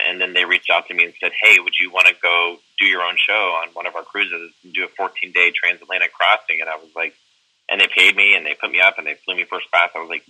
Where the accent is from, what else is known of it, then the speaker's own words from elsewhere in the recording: Southeast Texas, United States; moved away as an adult; now in New York, United States; I grew up in Southeast Texas.